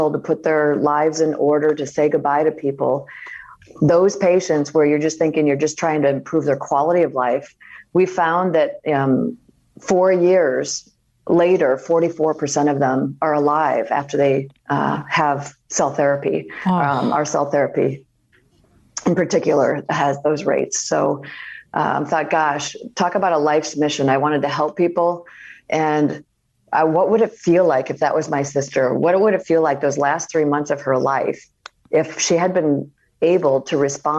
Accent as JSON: {"language": "English", "region": "Iowa", "country": "United States", "tie": "born or raised there", "moved": "yes", "said": "growing up in Iowa"}